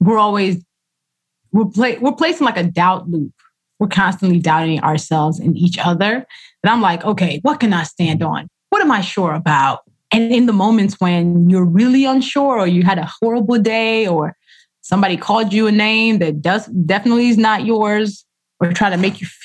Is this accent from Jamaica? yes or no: no; Nigeria; first language Yoruba and English; how I write Yoruba, which is my language, my first language. Actually, Yoruba and English are equally my first language, but it's my lineage language.